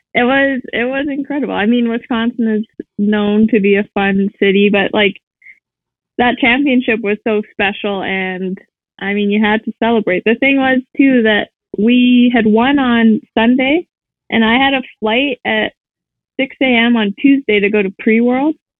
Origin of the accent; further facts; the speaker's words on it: Saskatoon, Saskatchewan, Canada; I'm from Saskatoon, Saskatchewan